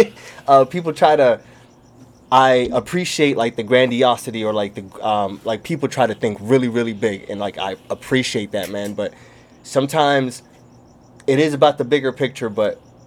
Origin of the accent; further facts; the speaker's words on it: Somalia; moved away; I'm from Somalia